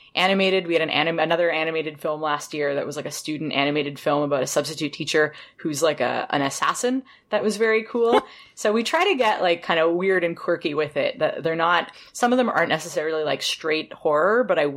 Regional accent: Toronto, Ontario, Canada; I'm from Toronto

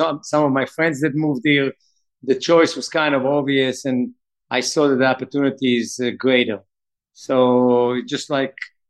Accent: Israel; moved away as an adult; also born or lived in Brooklyn, New York; now in New York, United States; It was great growing up in Israel

